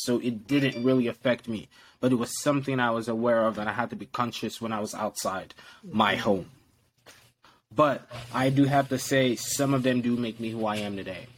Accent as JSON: {"language": "English", "region": "Lagos", "country": "Nigeria", "tie": "born or raised there", "moved": "yes", "said": "I was raised in Nigeria, Lagos, Nigeria, to be precise."}